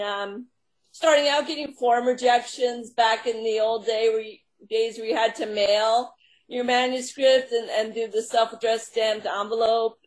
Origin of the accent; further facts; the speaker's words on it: Long Island, New York, United States; now in Long Island, United States; I was raised on Long Island and moved to New York City in my 20s